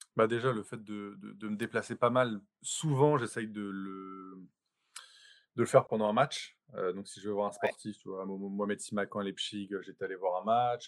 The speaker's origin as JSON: {"language": "French", "town": "Paris", "region": "Île-de-France", "country": "France", "said": "c'est le, club de, ma ville. J'ai toujours grandi là-dedans"}